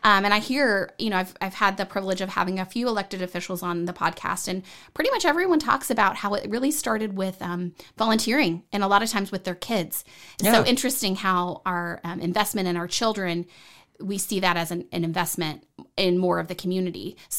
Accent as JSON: {"language": "English", "region": "Texas", "country": "United States", "moved": "as an adult", "said": "I know I'm a transplant from Texas, moved here in 2003."}